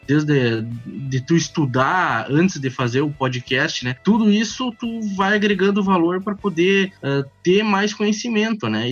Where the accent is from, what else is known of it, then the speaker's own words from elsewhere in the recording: Rio Grande do Sul, Brazil; Sou aqui do Rio Grande do Sul